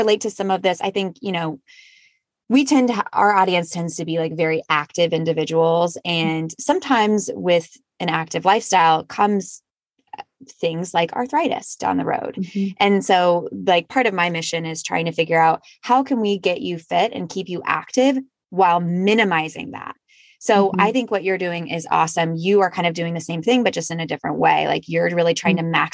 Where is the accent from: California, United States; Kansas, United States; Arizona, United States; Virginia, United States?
Kansas, United States; moved away; also born or lived in North Carolina; I'm from Kansas, then we went to North Carolina, then we came here